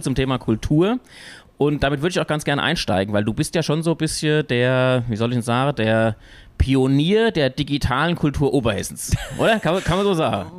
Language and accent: German; Wölfersheim, Hesse, Germany; Ich komme ja aus Wölversheim